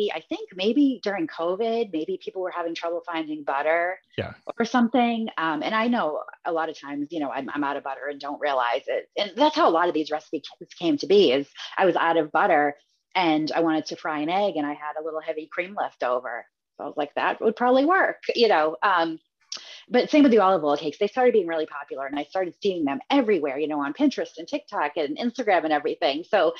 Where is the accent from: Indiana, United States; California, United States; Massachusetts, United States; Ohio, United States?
Massachusetts, United States; And growing up in Massachusetts, my grandmother always had it.